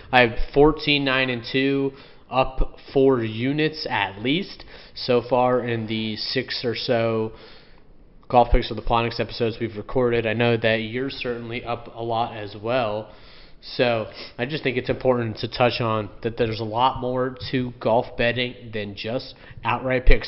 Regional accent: Florida, United States; I'm from Florida, born and raised my whole life.

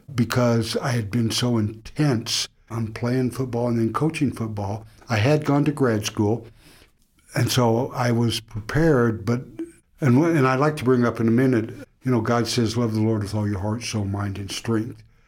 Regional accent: Oklahoma, United States; Growing up in Oklahoma

